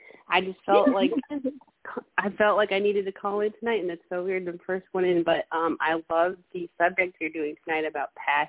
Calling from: Bluffton, South Carolina, United States; I'm calling from Bluffton, South Carolina, by the way. So the Low Country is beautiful if you have not visited or heard.

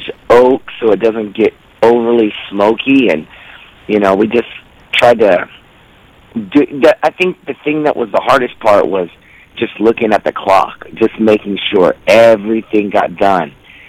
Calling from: Minneapolis, Minnesota, United States; Hey, this is … I'm calling from Minneapolis.

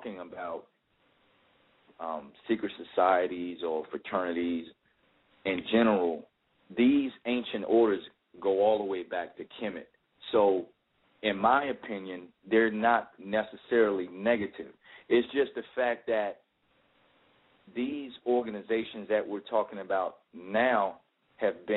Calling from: Atlanta, Georgia, United States; I'm calling from Atlanta.

